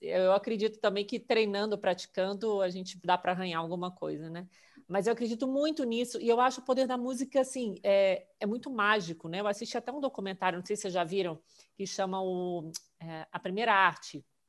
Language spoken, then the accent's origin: Portuguese; Minas Gerais, Brazil; moved away; Eu, que sou mineira